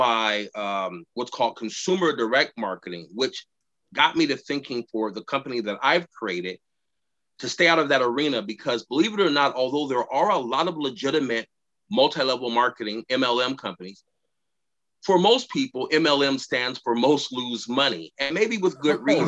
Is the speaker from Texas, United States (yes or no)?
yes; Houston, Texas, United States; moved away as an adult; now in Tacoma, United States; growing up in Houston, Texas